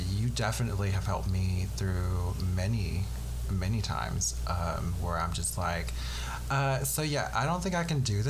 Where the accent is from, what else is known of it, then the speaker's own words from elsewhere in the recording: the South, United States; I mean, I grew up in the South, but I don't have too much of a Southern accent unless I'm like hanging around you like all the time